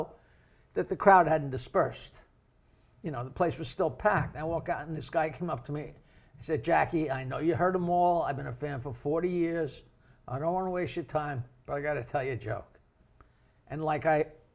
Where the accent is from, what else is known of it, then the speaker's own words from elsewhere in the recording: East Norwich, New York, United States; I'm a poor kid from East Norwich